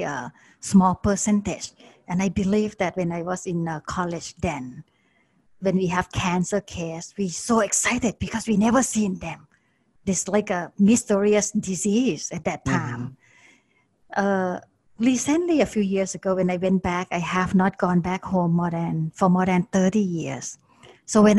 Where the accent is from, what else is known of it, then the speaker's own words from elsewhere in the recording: Bangkok, Thailand; moved away; I was growing up in Bangkok, and that was a long time ago